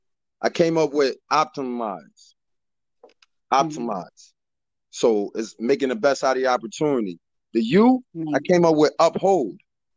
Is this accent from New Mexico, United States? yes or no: no; Bridgeport, Connecticut, United States; I was born and raised in Bridgeport, Connecticut. Came up in the public school system in Bridgeport. I did 4.5 years in the military, United States Navy. And I came back to Bridgeport, Connecticut in 2003.